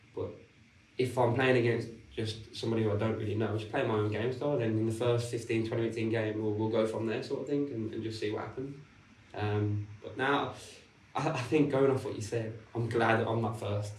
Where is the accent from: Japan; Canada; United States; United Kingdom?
United Kingdom; Birmingham, West Midlands; Stourbridge, which is located in Birmingham, where it's obviously my hometown.